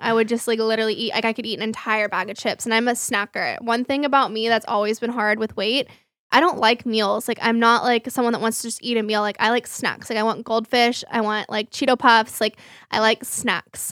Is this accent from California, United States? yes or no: no; Flower Mound, Texas, United States; the gym that I grew up with in Flower Mound